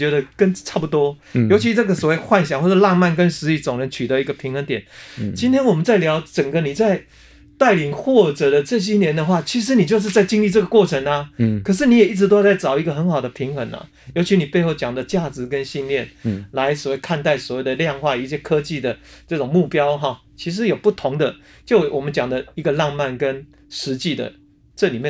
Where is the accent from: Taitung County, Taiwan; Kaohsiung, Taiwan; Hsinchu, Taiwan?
Hsinchu, Taiwan; 因为我们都是来自新竹